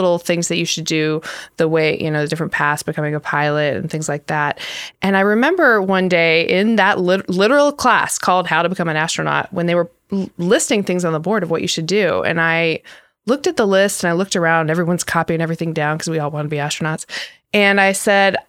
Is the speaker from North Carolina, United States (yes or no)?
yes; North Carolina, United States; also born or lived in Michigan; I was born in Michigan. I spent summers there, and I actually grew up though in North Carolina for the most part